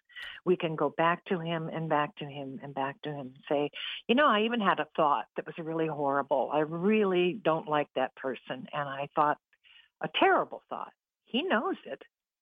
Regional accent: California, United States; now in Ohio, United States; We moved from California, where I knew everything. I knew all the freeways. I was comfortable. I had all my friends from high school and college.

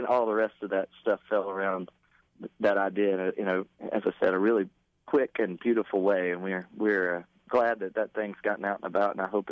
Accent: Texas, United States; growing up in Texas

